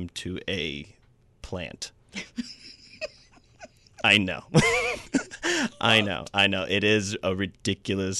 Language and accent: English; Huntsville, Alabama, United States; moved away; also born or lived in Atlanta; grew up in Huntsville, Alabama, where Christianity kind of reigns true